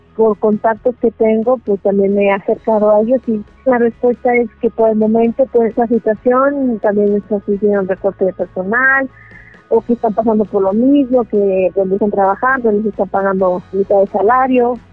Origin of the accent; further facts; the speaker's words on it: Mexico City, Mexico; tengo 33 años y soy de la Ciudad de México.